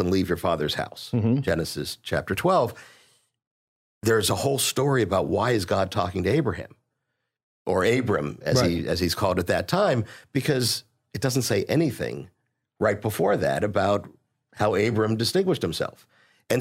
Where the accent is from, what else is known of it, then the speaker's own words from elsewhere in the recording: Pittsburgh, Pennsylvania, United States; moved away as an adult; now in Houston, United States; I did grow up in Pittsburgh. I've been in Houston for close to 30 years